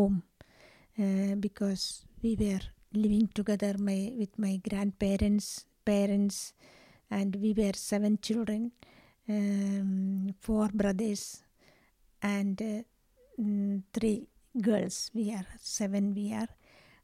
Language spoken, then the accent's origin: English; Kerala, India; I am coming from India. The southern part of India, called Kerala